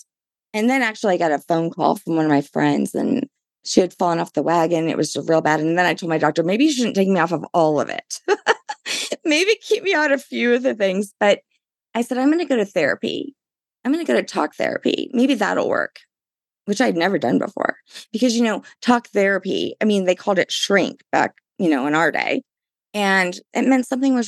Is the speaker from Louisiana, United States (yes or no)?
yes; New Orleans, Louisiana, United States; I'm from New Orleans